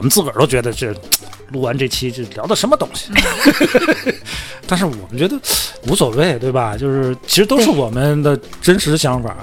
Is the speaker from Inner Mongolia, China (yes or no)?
yes; Hohhot, Inner Mongolia, China; accent: Inner Mongolian (Hohhot dialect); 我们内蒙话就胡适话